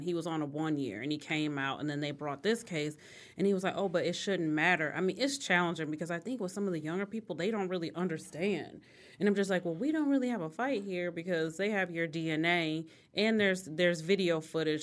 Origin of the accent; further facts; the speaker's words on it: Detroit, Michigan, United States; I grew up, both my parents, uh, my mom worked in corporate America. So, she was a corporate officer at M B D Bank downtown Detroit